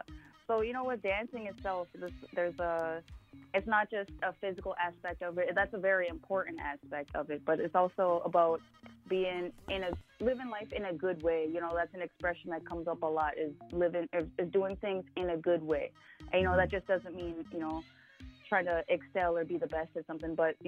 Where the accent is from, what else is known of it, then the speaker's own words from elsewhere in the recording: Washington, United States; born there; I was born in Washington. My father was a military person, so we've lived in several different places throughout my lifetime.